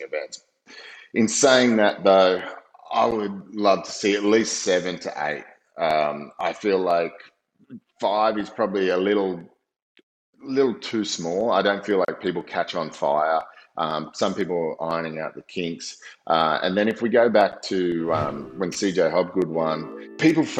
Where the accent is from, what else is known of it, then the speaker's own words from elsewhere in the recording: Gold Coast, Queensland, Australia; I was a kid once growing up on the Gold Coast